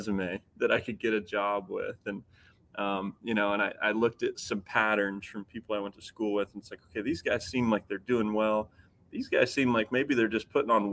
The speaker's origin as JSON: {"language": "English", "region": "Midwest", "country": "United States", "tie": "born or raised there", "said": "I grew up here in the Midwest"}